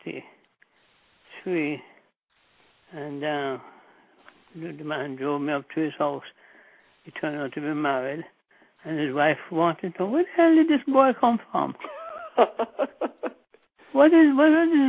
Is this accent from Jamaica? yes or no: yes; Kingston, Jamaica; moved away; I was born in Jamaica at the Jubilee Hospital in downtown Kingston